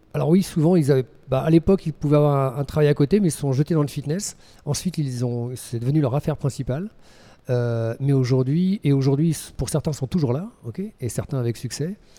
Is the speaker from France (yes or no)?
yes; Lorient, Brittany, France; moved away as an adult; now in Switzerland; je suis breton, euh, exilé en Suisse depuis maintenant près de 22 ans. Voilà, je suis originaire de Lorient en Bretagne